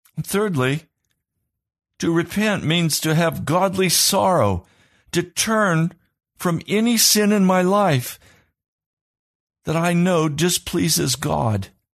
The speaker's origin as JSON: {"language": "English", "country": "United States"}